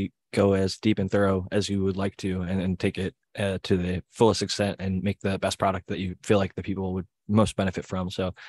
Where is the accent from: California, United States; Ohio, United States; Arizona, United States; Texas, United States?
Ohio, United States; I'm from Ohio and I never heard the yins before.